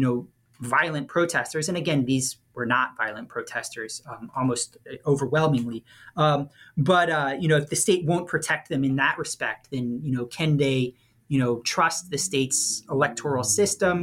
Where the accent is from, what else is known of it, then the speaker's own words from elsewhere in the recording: New Orleans, Louisiana, United States; I'm from New Orleans